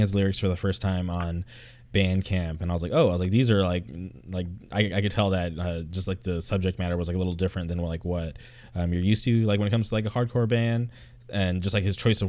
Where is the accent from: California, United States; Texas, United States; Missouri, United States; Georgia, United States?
California, United States; Palm Springs; growing up in like the Palm Springs area